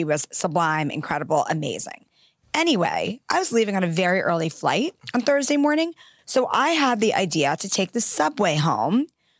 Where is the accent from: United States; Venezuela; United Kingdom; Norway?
United States; New York City, New York; I grew up in New York City.